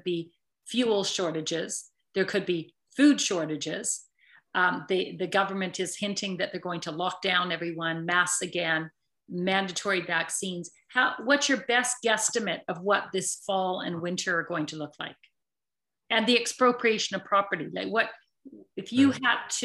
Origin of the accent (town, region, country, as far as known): Canada